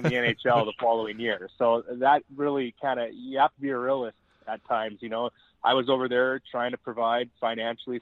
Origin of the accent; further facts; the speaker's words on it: Calgary, Alberta, Canada; moved away; in Calgary, in my hometown, sleep my own bed